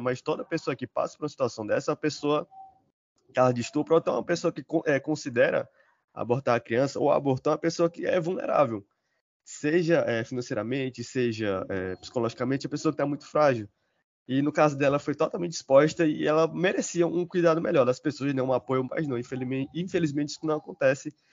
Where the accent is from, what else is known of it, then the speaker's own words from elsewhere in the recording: Fortaleza, Ceará, Brazil; Eu sou aqui de Fortaleza, vivo na cidade